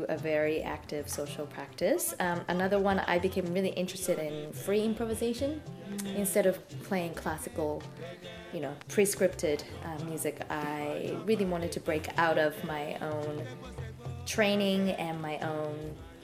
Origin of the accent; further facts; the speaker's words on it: Tokyo, Japan; moved away as an adult; also born or lived in Bay Area, United States; now in Boston, United States; I was one of those classic Yamaha kids growing up in Tokyo